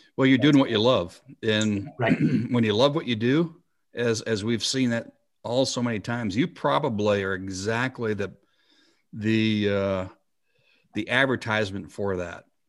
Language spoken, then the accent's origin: English; South Dakota, United States; my home state of South Dakota